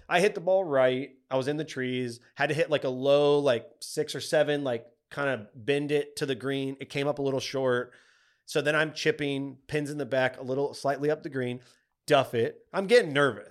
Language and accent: English; Texas, United States; we grew up in Texas, we're Cowboys fans